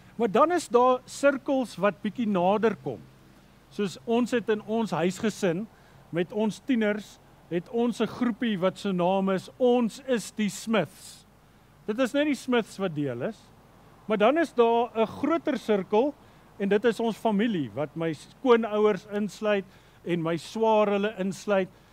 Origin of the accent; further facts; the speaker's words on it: South Africa; as Afrikaners